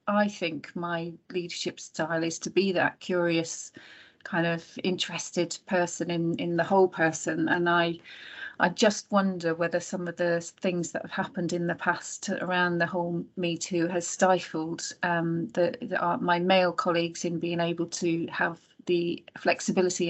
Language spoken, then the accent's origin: English; Ireland; moved away; I grew up in Ireland